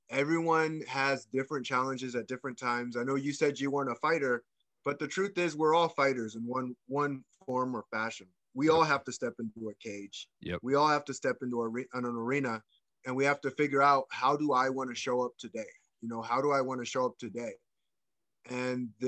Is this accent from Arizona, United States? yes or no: yes; Ahwatukee, Arizona, United States; you can tell I grew up in Ahwatukee.